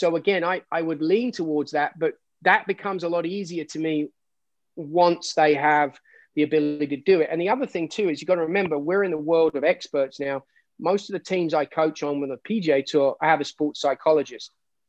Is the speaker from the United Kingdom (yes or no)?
yes; England, United Kingdom; I'm English.